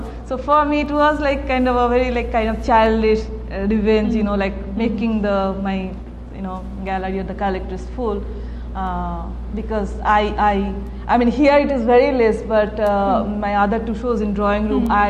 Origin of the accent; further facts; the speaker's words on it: India; being an Indian, I was, like, desperate to prove myself.